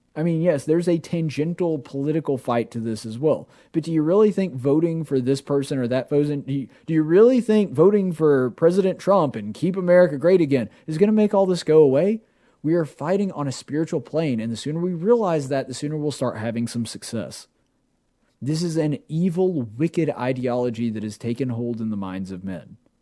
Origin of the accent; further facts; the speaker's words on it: Alabama, United States; I'm from Alabama.